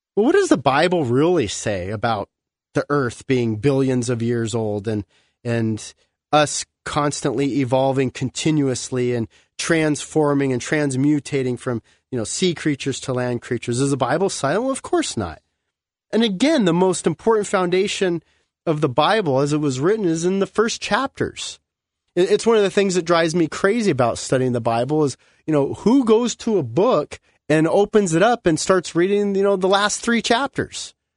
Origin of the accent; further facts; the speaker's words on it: Southern California, United States; growing up in Southern California